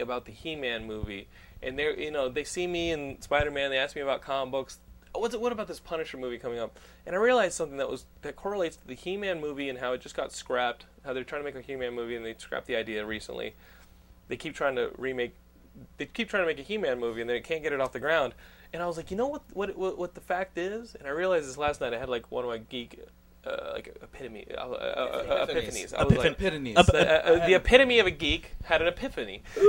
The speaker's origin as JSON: {"language": "English", "region": "Texas", "country": "United States", "tie": "born or raised there", "said": "accent, okay? I grew up Texan. I went to the Northeast for, 6 years?"}